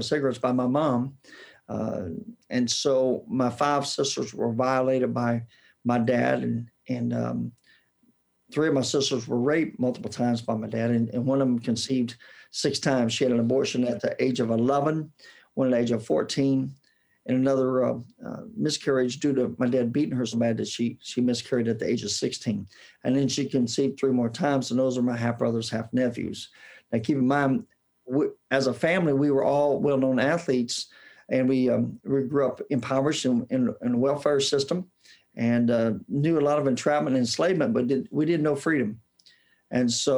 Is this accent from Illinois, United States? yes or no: no; Indianapolis, Indiana, United States; accent: southern drawl; I was born and raised in Indianapolis, Indiana, and that's where I got my southern drawl.